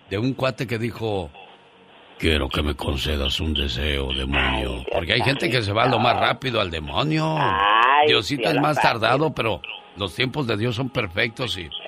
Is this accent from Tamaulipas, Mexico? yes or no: yes; Tamaulipas, Mexico; moved away; Un día salí de Tamaulipas pero Tamaulipas nunca